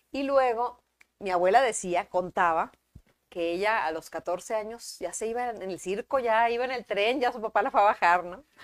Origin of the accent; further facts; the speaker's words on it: Monterrey, Nuevo León, Mexico; Sí, soy de aquí.